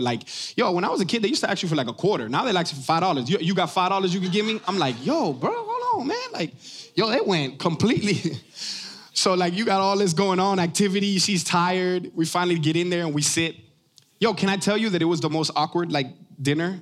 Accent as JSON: {"language": "English", "town": "Miami", "region": "Florida", "country": "United States", "said": "I'm from Miami"}